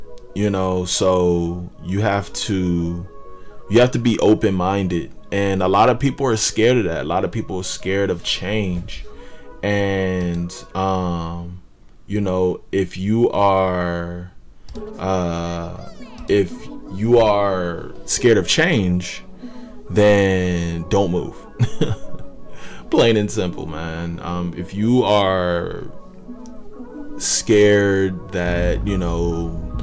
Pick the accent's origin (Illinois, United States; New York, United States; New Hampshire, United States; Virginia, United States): Virginia, United States; Northern; moved away as an adult; I'm from Northern Virginia